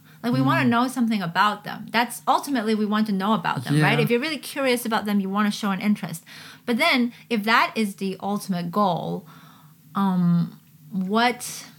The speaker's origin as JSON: {"language": "English", "country": "China", "tie": "born there", "also_born_or_lived": "Canada / Hong Kong", "said": "as soon as I say, I was born in China, this sometimes I feel like the person doesn't hear anything else afterwards."}